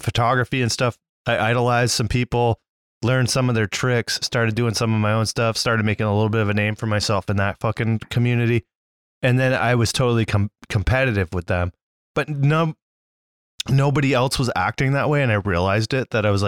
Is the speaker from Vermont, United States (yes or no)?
yes; Vermont, United States; I'm from Vermont